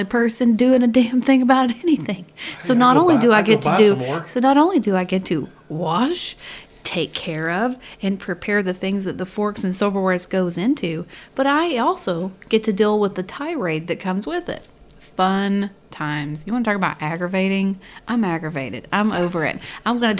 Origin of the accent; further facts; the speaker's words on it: California, United States; Growing up in California